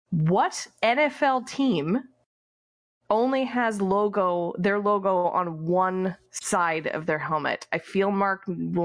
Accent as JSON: {"language": "English", "country": "United Kingdom", "said": "Just being British, I wanted to tell Tyler I had, I think, the most British pizza I've ever had in my life."}